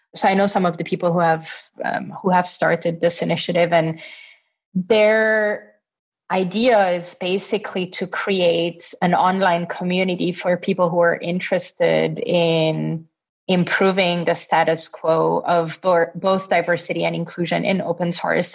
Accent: Italy; also born or lived in Austria; now in Berlin, Germany; I'm originally from Italy

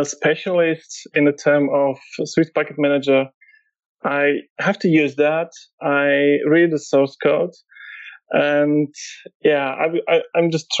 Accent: Warsaw, Masovian Voivodeship, Poland; Yeah, so I'm from Poland, Warsaw.

